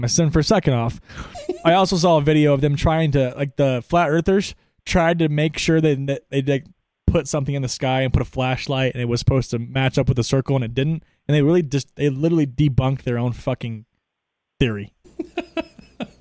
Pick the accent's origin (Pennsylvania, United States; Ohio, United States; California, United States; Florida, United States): Florida, United States; Riverview; born or raised there